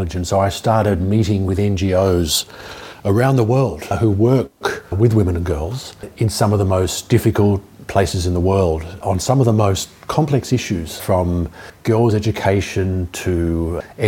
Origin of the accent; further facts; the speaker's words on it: Melbourne, Victoria, Australia; moved away as an adult; also born or lived in Cuba / Miami; I'm from Melbourne originally, Jewish background